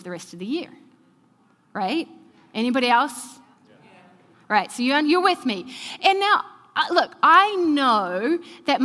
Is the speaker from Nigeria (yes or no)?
no; New Zealand; moved away; I'm from New Zealand